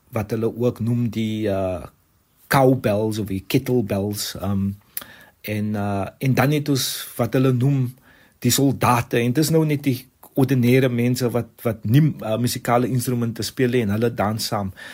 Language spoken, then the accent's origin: Afrikaans; Cape Town, Western Cape, South Africa; waar ons vandag is as Suid-Afrikaners en as Kaapenaars